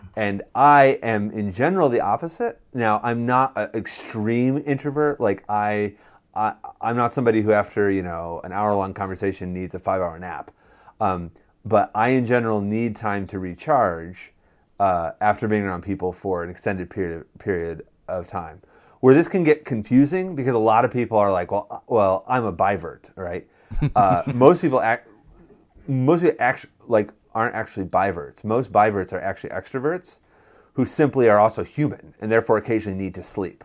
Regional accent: Western New York, United States; moved away as an adult; I'm from Western New York

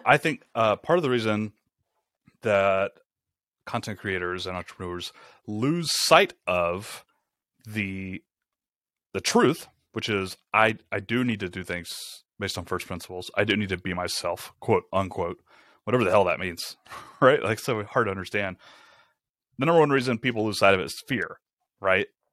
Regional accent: Rome, Georgia, United States; moved away as an adult; also born or lived in Atlanta, Georgia; We moved to Rome, Georgia, which is where I'm from, it's my hometown

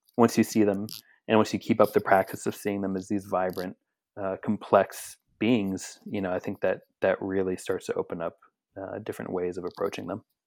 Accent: Philadelphia, Pennsylvania, United States; I'm from Philadelphia, Pennsylvania

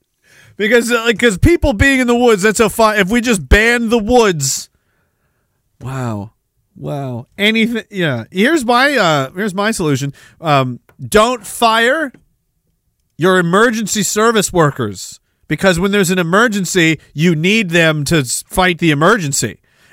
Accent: Toronto, Ontario, Canada; You know the Toronto people. I'm from Toronto. We all call it Toronto.

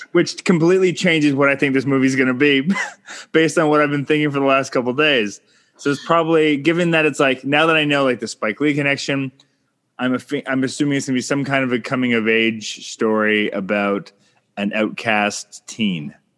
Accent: Canada; I'm Canadian filmmaker

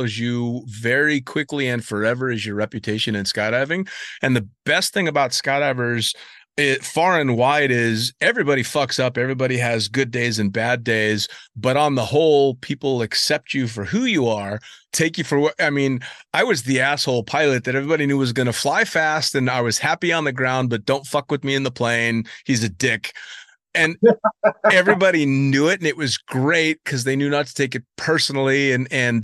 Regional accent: United States; also born or lived in Dubai; I was in the minority as an American.

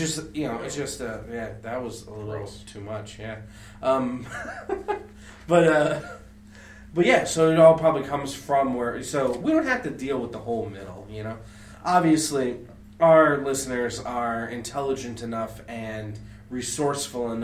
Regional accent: Midwest, United States; I grew up in the Midwest

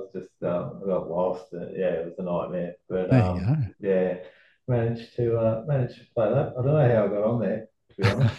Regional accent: Wodonga, Victoria, Australia; I just grew up in Wodonga

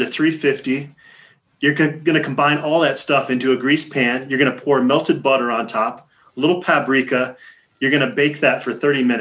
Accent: Phoenix, Arizona, United States; moved away; growing up in Phoenix

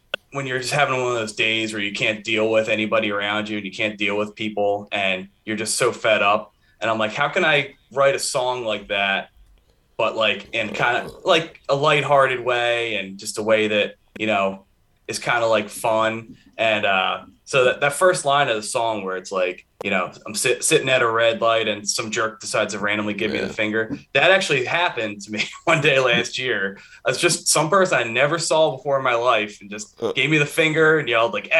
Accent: Philadelphia, Pennsylvania, United States; We are from Philadelphia. Philadelphia, PA

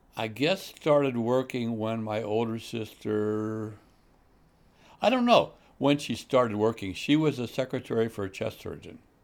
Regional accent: St. Louis, Missouri, United States; moved away as an adult; now in Chicago area, United States; grew up in South Saint Louis

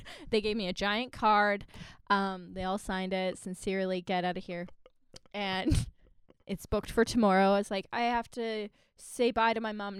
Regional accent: Virden, Manitoba, Canada; moved away as an adult; also born or lived in Victoria; I went back to my hometown

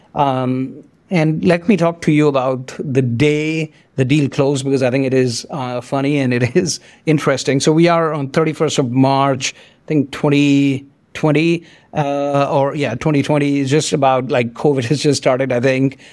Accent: India; moved away; also born or lived in France; I grew up in India. I came to France. I did not speak French

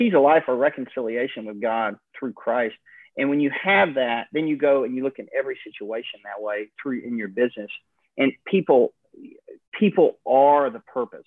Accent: Alaska, United States; how I was raised in Alaska

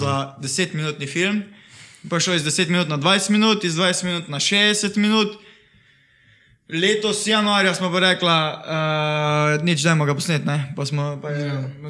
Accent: Šentjur, Savinja, Slovenia; prihajam iz Šentjurja

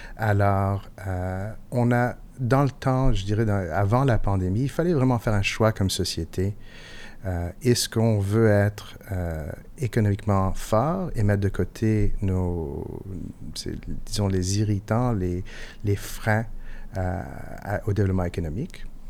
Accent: Montreal, Quebec, Canada; first language English; French is a second language; je suis montréalais

